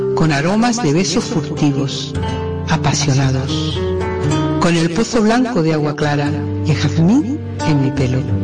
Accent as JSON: {"language": "Spanish", "town": "San Juan del Puerto", "region": "Andalusia", "country": "Spain", "tie": "born or raised there", "said": "Nací en San Juan del Puerto, Huelva."}